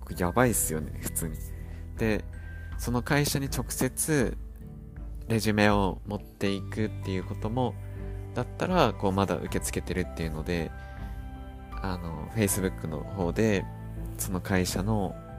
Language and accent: Japanese; Japan; moved away as an adult; now in Blenheim, New Zealand; 「どこから来たのどこ出身?」って聞かれて「日本だよ」って言ったら